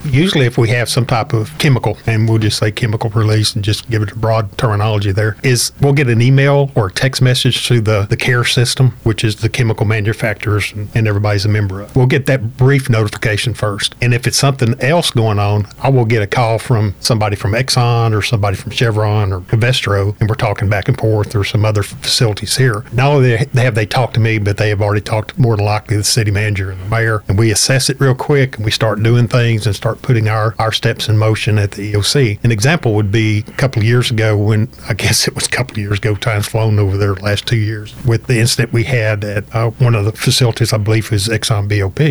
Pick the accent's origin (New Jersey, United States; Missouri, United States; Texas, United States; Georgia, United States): Texas, United States; Highlands; also born or lived in Liberty County, Texas / Webster, Texas; I've been around the Baytown area just about all my life. I grew up in Highlands